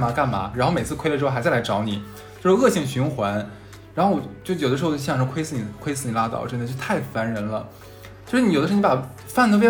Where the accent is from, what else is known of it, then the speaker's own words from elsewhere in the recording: Northeast China, China; accent: Northeastern Mandarin; 对我们东北话叫个梗，我不知道南方叫什么东西啊。